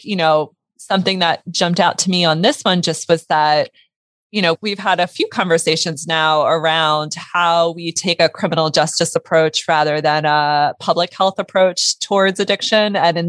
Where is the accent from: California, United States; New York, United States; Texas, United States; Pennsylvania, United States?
Pennsylvania, United States; born there; also born or lived in Delaware; first off, I was born in Pennsylvania, moved to Delaware.